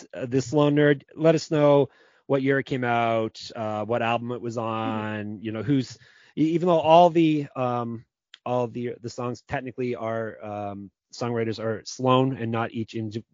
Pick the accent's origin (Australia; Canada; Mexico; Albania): Canada; we are Canadian